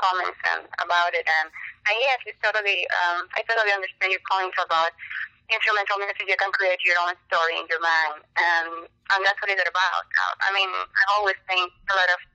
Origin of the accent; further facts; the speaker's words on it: Cuba; moved away as an adult; now in United States; I finished my career in Cuba. And I was able to get out right after that, but I left for political reasons.